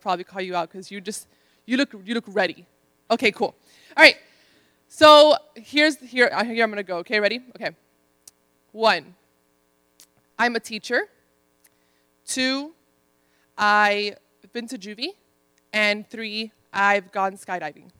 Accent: Miami, Florida, United States; moved away; also born or lived in Ohio; I'm Dominican from Miami

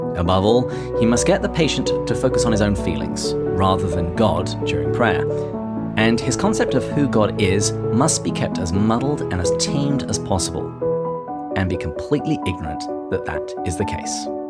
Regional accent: England, United Kingdom; I'm English

